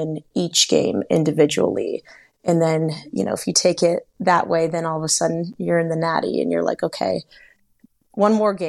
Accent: Seattle, Washington, United States; now in Bellingham, United States; I grew up in Seattle

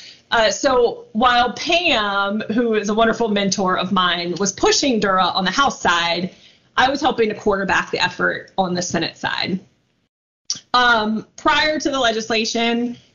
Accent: outside of New Orleans, Louisiana, United States; I grew up right outside of New Orleans

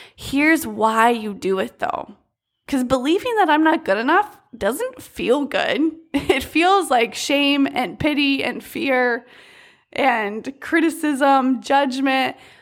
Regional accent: United States; growing up in the United States

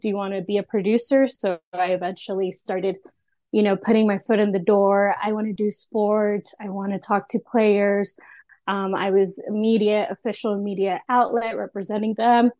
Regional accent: Austin, Texas, United States; I am from Austin

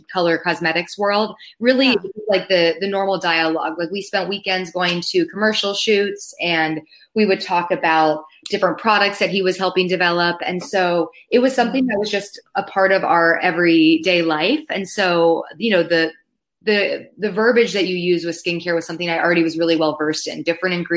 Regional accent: Palos Verdes, California, United States; moved away; I grew up in Southern California with the ocean as my backyard, which I now realize I took for granted because I don't live next to the ocean anymore

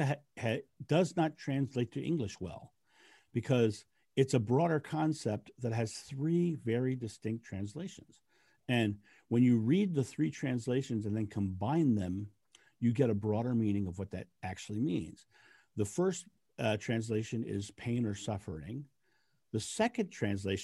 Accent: United States; I'm American.

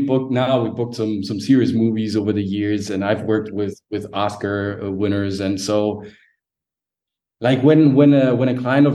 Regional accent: Sicily, Italy; Like, she's from Naples, right? I'm from Sicily.

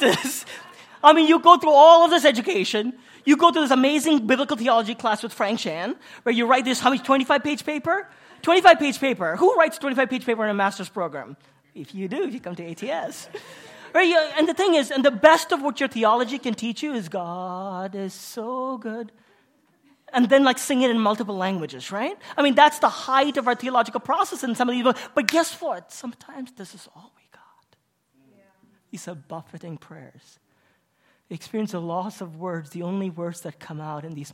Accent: Kuwait; moved away as an adult; also born or lived in India; I'm Indian, but I was born and raised in Kuwait

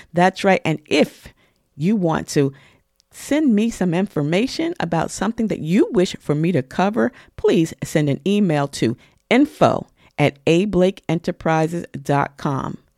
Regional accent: New York, United States; as a New Yorker

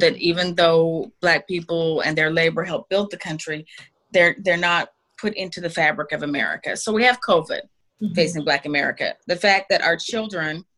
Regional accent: Salt Lake City, Utah, United States; I was raised in Salt Lake City, Utah.

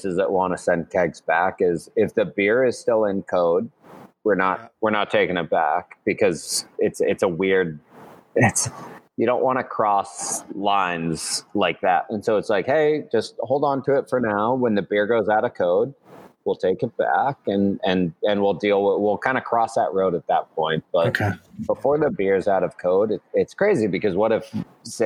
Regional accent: northern Colorado, United States; now in Massachusetts, United States; I grew up in northern Colorado

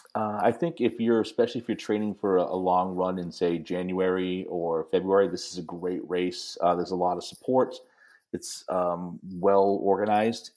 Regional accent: New England, United States; growing up in New England

